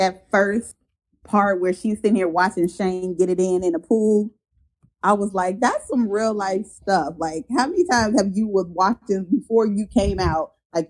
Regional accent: Chicago, Illinois, United States; now in Kentucky, United States; I'm from Chicago, and I now live in Kentucky.

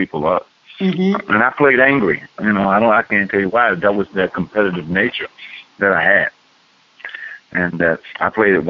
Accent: Baltimore, Maryland, United States; I'm from Baltimore.

